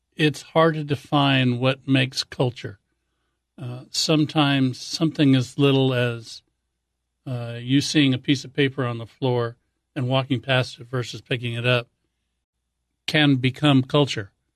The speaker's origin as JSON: {"language": "English", "region": "Hawaii", "country": "United States", "tie": "born or raised there", "said": "I grew up in Hawaii"}